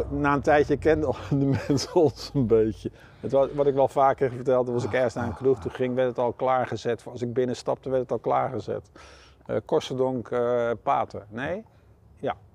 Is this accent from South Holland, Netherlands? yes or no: yes; Schiedam, South Holland, Netherlands; moved away as an adult; also born or lived in Eindhoven; Ik ben hier wel eh, geboren